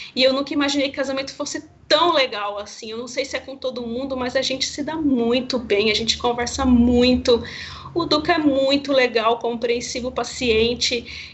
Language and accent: Portuguese; Campo Grande, Mato Grosso do Sul, Brazil; lá em Campo Grande, Mato Grosso do Sul, que é minha cidade natal